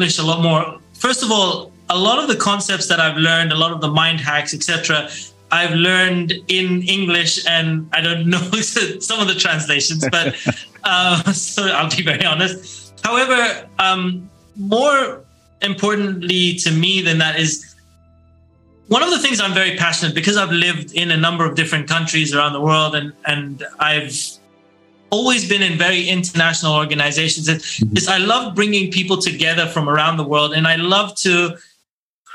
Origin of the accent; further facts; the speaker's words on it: Oman; growing up in Oman, and we only had Oman TV